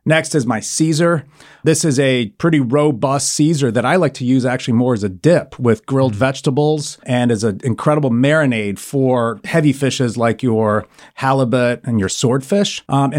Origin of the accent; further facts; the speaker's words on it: Argentina; also born or lived in Italy; I grew up in Argentina. I grew up in Italy. My father was in the Foreign Service.